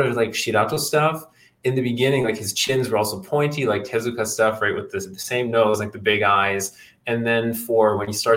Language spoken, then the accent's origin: English; Germany; I'm from Germany